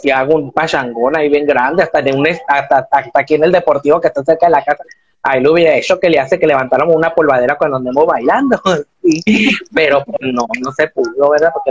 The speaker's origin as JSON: {"language": "Spanish", "town": "Hermosillo", "region": "Sonora", "country": "Mexico", "said": "de aquí a Hermosillo Sonora hacemos, sí, de aquí hacemos los dos de Hermosillo Sonora. Vivimos en la misma colonia y todo"}